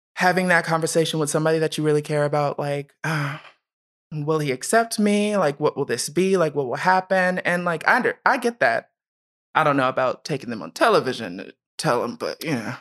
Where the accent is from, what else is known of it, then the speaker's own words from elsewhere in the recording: Columbus, Ohio, United States; also born or lived in Steubenville, Ohio; I was born in Steubenville, Ohio, but raised in Columbus.